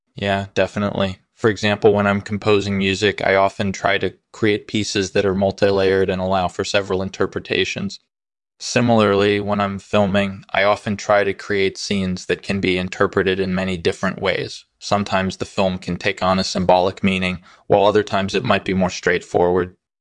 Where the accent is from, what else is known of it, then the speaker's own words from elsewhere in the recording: New York City, New York, United States; I was born and raised in Brooklyn